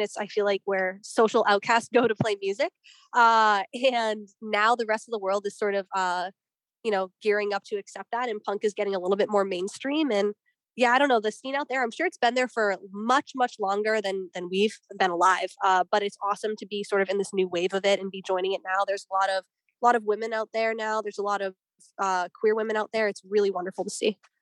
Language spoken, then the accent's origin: English; Boston, Massachusetts, United States; I'm from Boston personally. Juno's from New York, but I'm from Boston